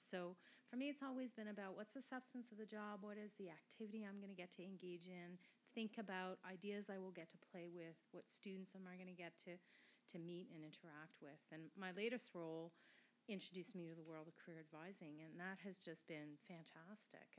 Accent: Quebec, Canada; first language French; English is a second language; moved away; I was raised in Quebec. My mother tongue is French.

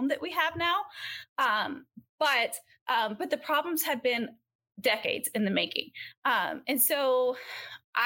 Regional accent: Georgia, United States; now in California, United States; I live in California now. I'm from Georgia

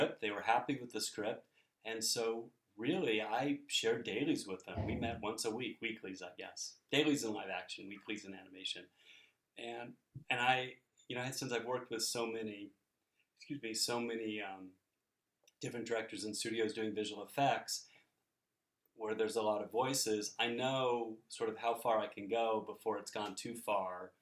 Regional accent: Oregon, United States; growing up in Oregon

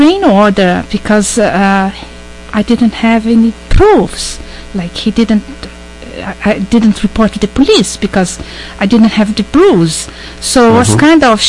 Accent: Brazil; moved away as an adult; also born or lived in British Columbia / Manitoba / Ontario; now in Canada; I was born and raised in Brazil. After I concluded my BA degree in English Language and Literature in 1986, I migrated to Canada.

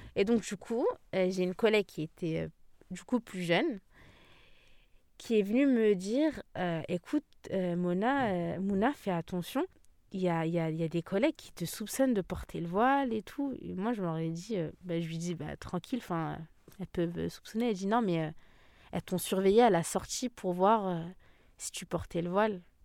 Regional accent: Île-de-France, France; j'ai grandi en France

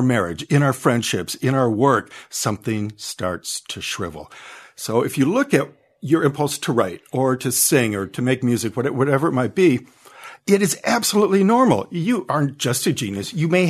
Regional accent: Detroit, Michigan, United States; me about growing up in Detroit amongst all that violence

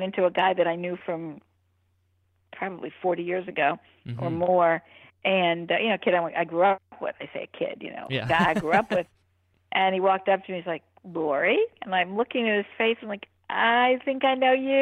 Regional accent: Miami Beach, Florida, United States; I grew up on the beach

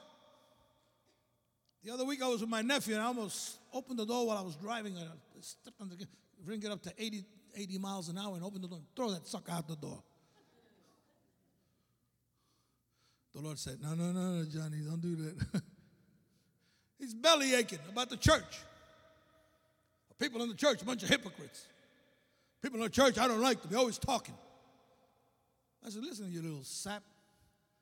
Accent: New York City, New York, United States; I was raised in the church. My father was the pastor of the largest church in Brooklyn. You can tell from my accent, right? I'm from Brooklyn

